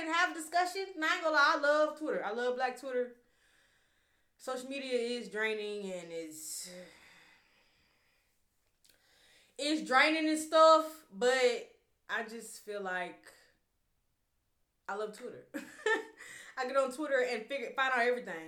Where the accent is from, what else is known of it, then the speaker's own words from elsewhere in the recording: Louisiana, United States; moved away as an adult; now in San Francisco, United States; I'm from Louisiana, baby.